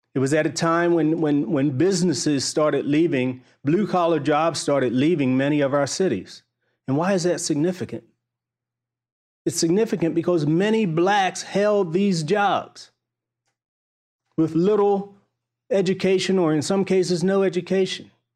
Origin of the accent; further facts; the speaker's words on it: Baltimore, Maryland, United States; I grew up in Baltimore